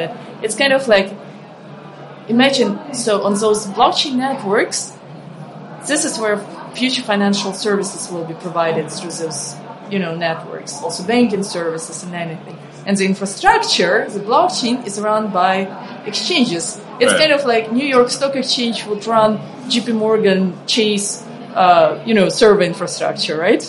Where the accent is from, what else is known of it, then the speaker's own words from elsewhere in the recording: Ukraine; moved away; I come from Ukraine. I grew up in a poor country